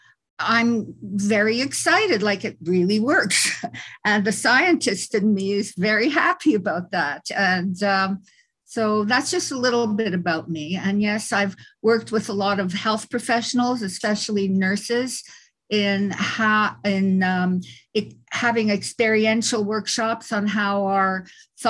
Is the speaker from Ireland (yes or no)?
no; Montreal, Quebec, Canada; moved away; also born or lived in California; I was born in Montreal in Canada. I'm Canadian.